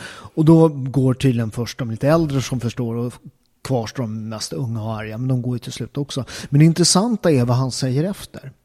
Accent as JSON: {"language": "Swedish", "town": "Upplands Väsby", "region": "Stockholm County", "country": "Sweden", "tie": "born or raised there", "said": "jag är uppväxt i Upplands Väsby, en förort eh, till Stockholm."}